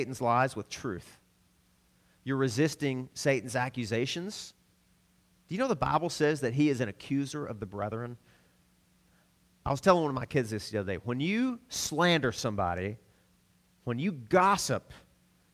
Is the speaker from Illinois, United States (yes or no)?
no; Arkansas, United States; I'm from Arkansas